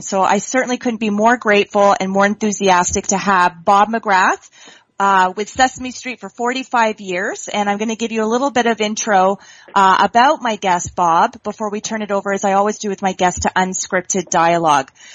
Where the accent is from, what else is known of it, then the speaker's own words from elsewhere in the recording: Canada; being from uh, Canada myself, although I'm in the province of Ontario